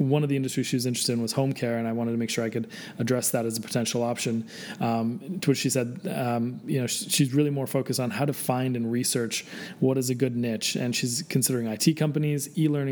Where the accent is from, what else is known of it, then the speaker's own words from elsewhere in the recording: Canada; I'm Canadian